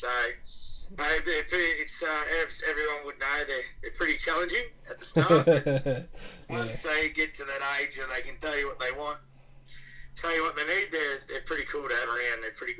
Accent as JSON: {"language": "English", "region": "Victoria", "country": "Australia", "moved": "yes", "said": "I'm originally from Victoria."}